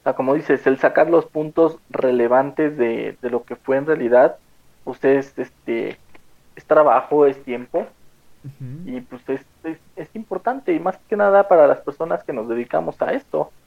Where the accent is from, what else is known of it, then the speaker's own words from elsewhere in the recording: Mexico; como mexicanos